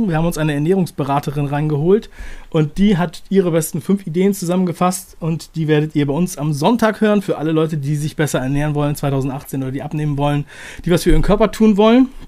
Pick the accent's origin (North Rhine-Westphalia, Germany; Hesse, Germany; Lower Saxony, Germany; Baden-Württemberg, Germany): Lower Saxony, Germany; Buxtehude; ich bin aufgewachsen in der Nähe von Hamburg in einem kleinen Ort, der heißt Buxtehude.